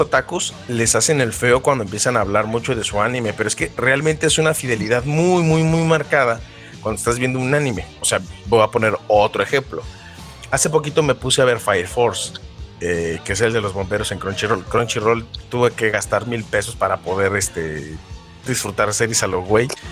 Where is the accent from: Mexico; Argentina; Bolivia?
Mexico; con Smallville aquí en México lo pasaban como a las 4 de la tarde cuando no, tenía cable yo era pobre